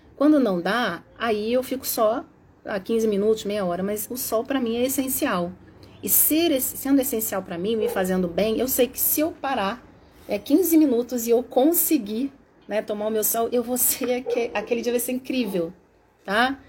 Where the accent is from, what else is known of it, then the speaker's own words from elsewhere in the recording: Rio de Janeiro, Brazil; E mesmo porque eu sou carioca, eu falo mesmo